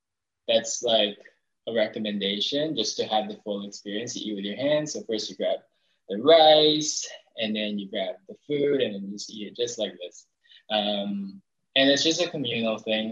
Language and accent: English; Toronto, Ontario, Canada; also born or lived in Philippines; I am 25 years old from Toronto, Canada. I was born in the Philippines